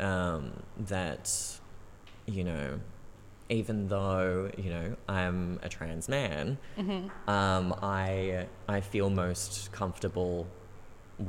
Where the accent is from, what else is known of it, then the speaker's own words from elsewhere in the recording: Central Coast, New South Wales, Australia; Growing up on the Central Coast really was not the, not queer capital that we would hope it would be